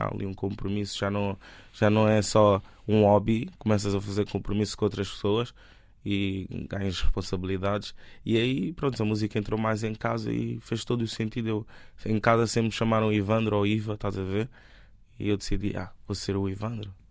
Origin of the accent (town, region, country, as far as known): Lisbon, Portugal; born or raised there; also born or lived in Benguela, Angola